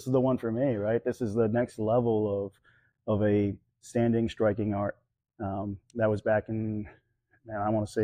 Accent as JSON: {"language": "English", "region": "New Hampshire", "country": "United States", "tie": "born or raised there", "also_born_or_lived": "Ohio", "moved": "yes", "said": "I grew up in New Hampshire, and the only thing local was Taekwondo"}